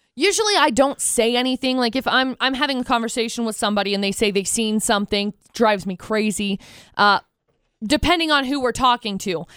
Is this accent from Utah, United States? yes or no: yes; Tremonton, Utah, United States; I grew up in Tremont and I graduated from Bear River